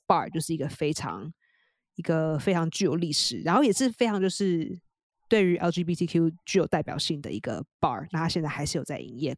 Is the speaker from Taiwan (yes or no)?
yes; Taiwan; now in New York, United States; 我是台湾来的